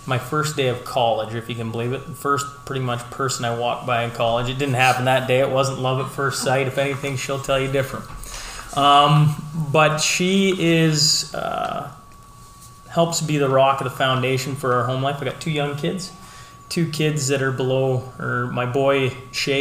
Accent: Hillmont, Saskatchewan, Canada; moved away as an adult; now in Lloydminster, Canada; I was born and raised in Hillmont, Saskatchewan, which most of you know is just northeast of Lloydminster

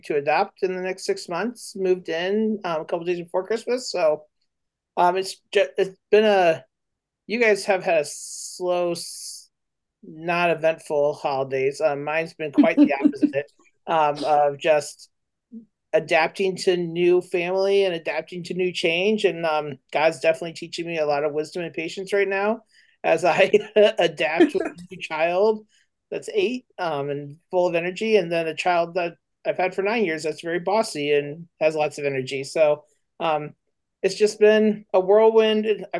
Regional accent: north of Fort Wayne, Indiana, United States; I grew up like north of Fort Wayne.

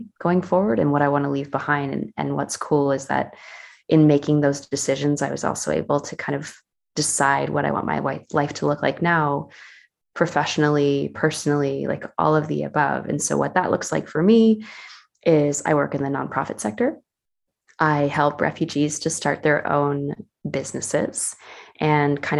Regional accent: Northern New Jersey, United States; moved away as an adult; now in Switzerland; I'm originally from the US. I was from New Jersey community, Northern New Jersey

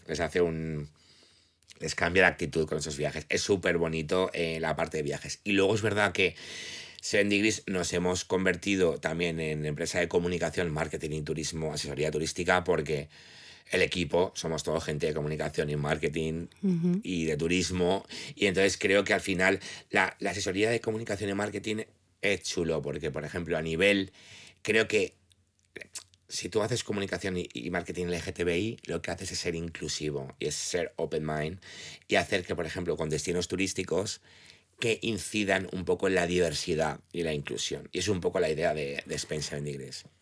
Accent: Valencian Community, Spain; also born or lived in United States / England; siendo valencianos

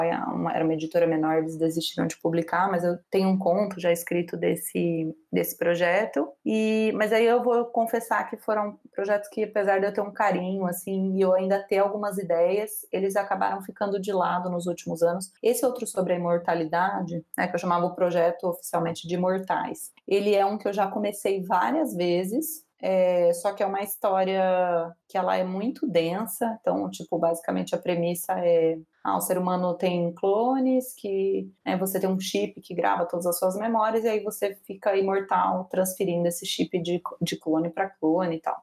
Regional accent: São Paulo, Brazil; also born or lived in Minas Gerais; eu sou mineira, mas fui criada sempre em São Paulo

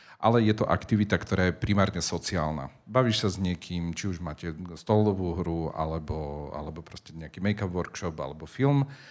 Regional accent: Spišská Nová Ves, Košice Region, Slovakia; moved away; also born or lived in Prague, Czech Republic / Bratislava; pochádzam zo Spišskej Novej Vsi

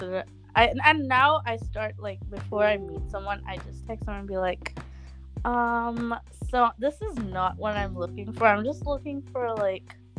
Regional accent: Kerala, India; I'm from Kerala

